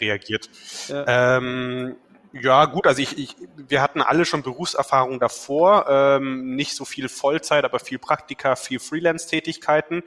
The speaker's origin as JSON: {"language": "German", "town": "Weßling", "region": "Bavaria", "country": "Germany", "tie": "born or raised there", "also_born_or_lived": "Mannheim / Munich", "said": "ich komme ursprünglich aus Wessling"}